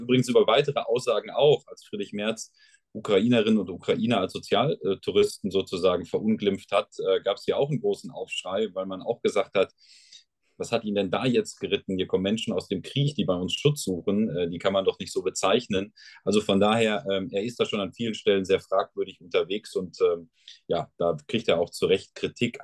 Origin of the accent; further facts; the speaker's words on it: Sauerland, North Rhine-Westphalia, Germany; bei uns im Sauerland ist man entweder Dortmund oder Schalke-Fan